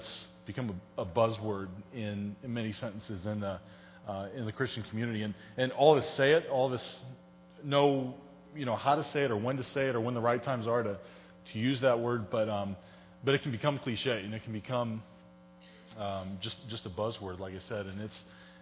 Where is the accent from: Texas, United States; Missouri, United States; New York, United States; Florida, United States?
Missouri, United States; St. Charles; I grew up in St. Charles. I was born and raised here